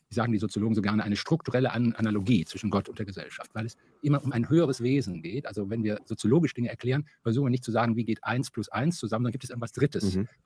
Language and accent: German; Wuppertal, North Rhine-Westphalia, Germany; born there; …, 1954 geboren in Wuppertal, hatte gerade meine Abschiedsvorlesung in Kassel.